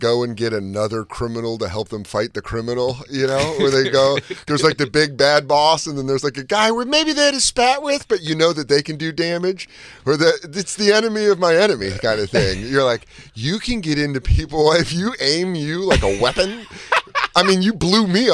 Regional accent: Denver, Colorado, United States; I'm from Denver

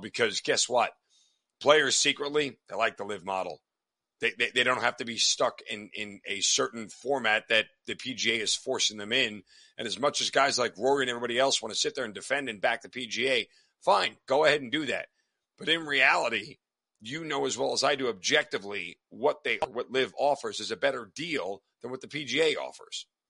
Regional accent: United States; I'm an American.

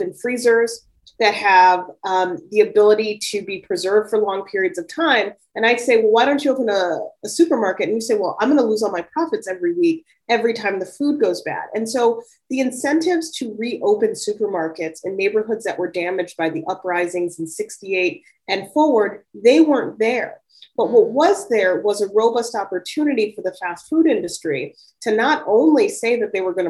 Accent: Chicago, Illinois, United States; I'm a child of the 80s, and I grew up in Chicago.

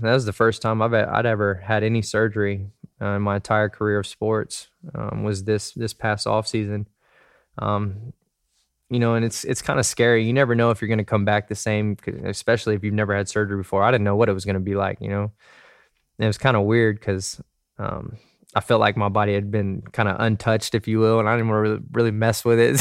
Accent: Dallas, Texas, United States; moved away; I was from Dallas.

